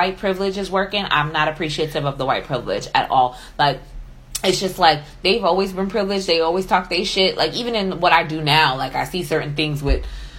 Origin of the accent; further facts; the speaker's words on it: New York, United States; I'm from New York. I don't give a fuck what part of the South I'm in.